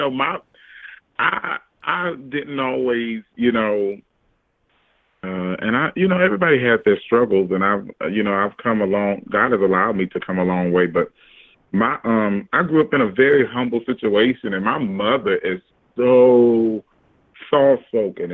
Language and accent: English; Orangeburg, South Carolina, United States; now in Charleston, United States; I live in Charleston, South Carolina, by way of Orangeburg, South Carolina, but South Carolina